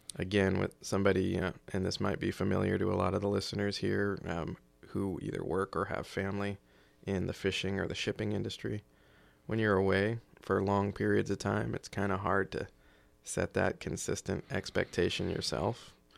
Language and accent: English; just outside of Charleston, South Carolina, United States; moved away as an adult; also born or lived in Japan / Washington State / Oregon; now in Clatsop County, Oregon, United States; I was born in North Carolina, uh, back in the early eighties and grew up in South Carolina, just outside of Charleston